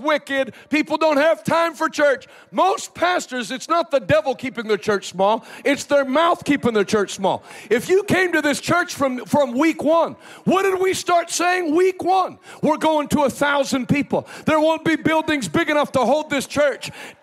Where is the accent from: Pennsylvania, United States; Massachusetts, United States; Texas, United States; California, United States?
Pennsylvania, United States; Pittsburgh; I'm from Pittsburgh. I live in Pittsburgh now, most, you know, a few days a year